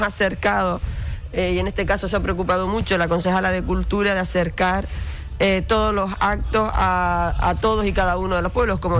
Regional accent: Canary Islands, Spain; accent: Canarian; nuestras tradiciones, nuestra cultura, nuestro acento

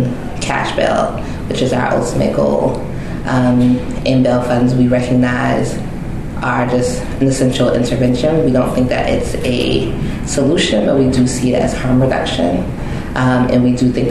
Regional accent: Long Island, New York, United States; now in Brooklyn, United States; I'm originally from Long Island

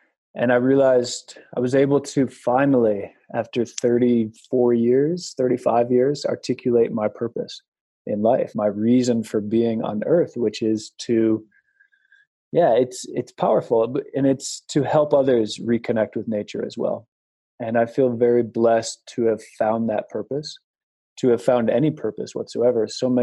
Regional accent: Wyoming, United States; moved away; also born or lived in New York City; I'm from a town in Wyoming with 11 people in it

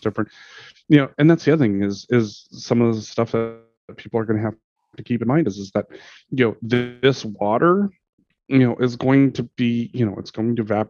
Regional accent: Montana, United States; growing up in Montana

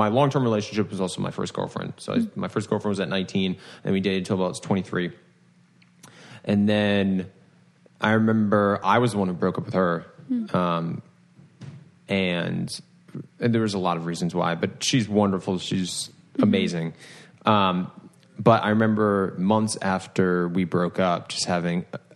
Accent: Rhode Island, United States; I'm from Rhode Island, born and raised.

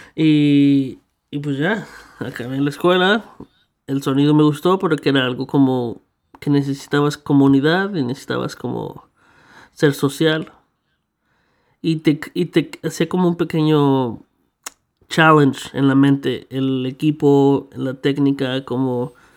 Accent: Mexico; now in Canada; yo crecí en México

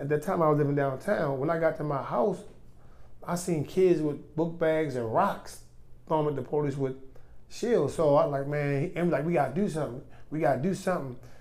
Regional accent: Baltimore, Maryland, United States; born and raised in White Lock, better known as Reservoir Hill

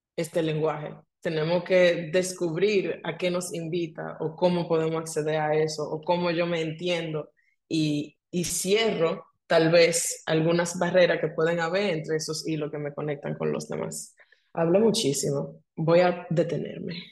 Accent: Dominican Republic; moved away as an adult; Yo soy dominicana, pero me mudé de Dominicana hace 11 años ya.

